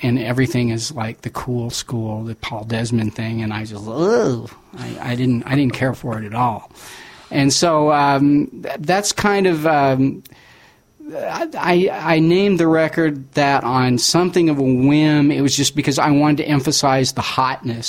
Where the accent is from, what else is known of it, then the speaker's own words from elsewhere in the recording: Oklahoma, United States; the atmosphere in which I grew up in Oklahoma in the late 70s, early 80s